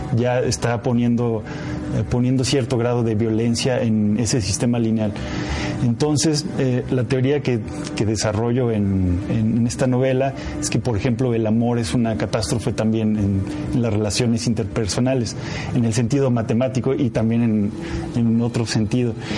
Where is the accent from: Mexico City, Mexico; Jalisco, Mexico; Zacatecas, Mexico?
Zacatecas, Mexico; mi pueblo, de Zacatecas